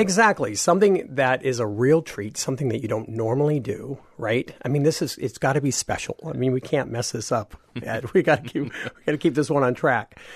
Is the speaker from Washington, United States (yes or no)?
yes; Washington, United States; I'm from Washington State